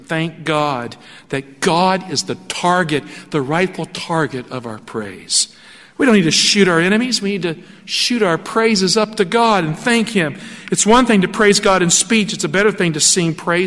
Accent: Appalachia, United States; moved away; I grew up in Appalachia. I grew up in poverty.

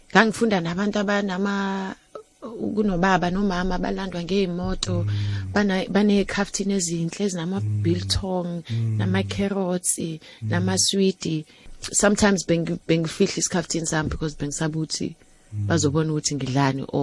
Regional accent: Soweto, Gauteng, South Africa; ngakhula around the corner from u, u Azania

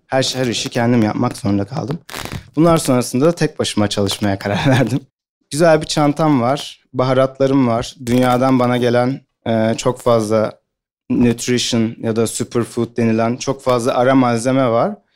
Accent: Ankara, Turkey; moved away as an adult; now in Istanbul, Turkey

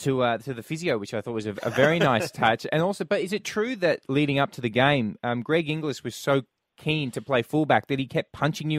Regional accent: Queensland, Australia; Now, I grew up in Queensland as well

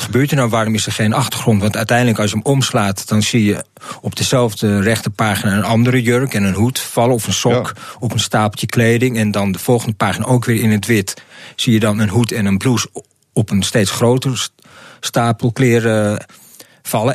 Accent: Amsterdam, North Holland, Netherlands; Ik, ik kom hier uit Amsterdam-Zuid. Gewoon hier een eh, steen op afstand ben ik hier eh, opgegroeid

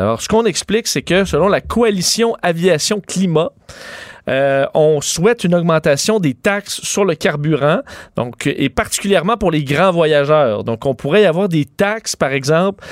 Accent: Quebec, Canada; chez nous au Québec

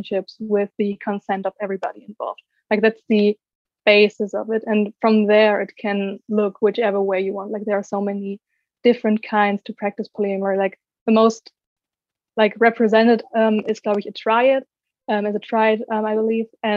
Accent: Germany; I'm from Germany, as you said, and I'm 23 years old

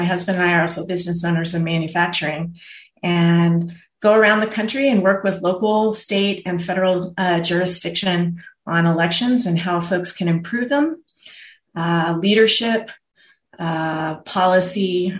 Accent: Ventura County, California, United States; moved away as an adult; now in Colorado, United States; I grew up in the shadow of where the Reagan Library sits now.

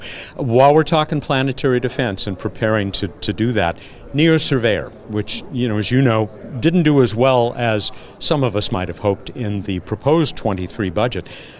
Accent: Southern California, United States; I'm from Southern California

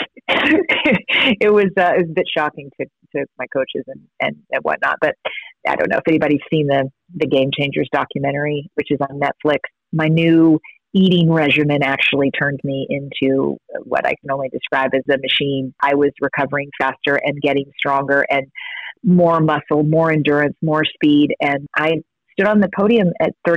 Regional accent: Kentucky, United States; I grew up in Kentucky

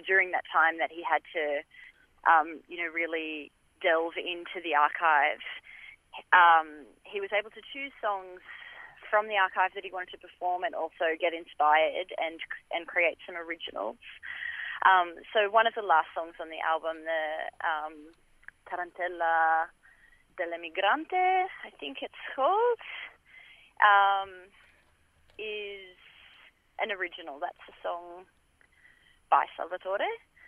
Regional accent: Australia; So we kind of like to think of ourselves as well as Australian folk musicians, even though we're playing Italian-inspired music.

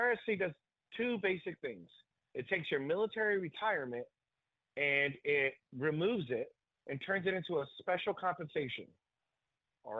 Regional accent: California, United States; my hometown in California

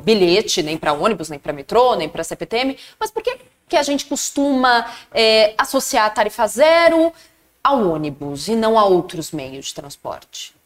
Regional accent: São Caetano do Sul, São Paulo, Brazil; eu que sou do ABC, são Caetano

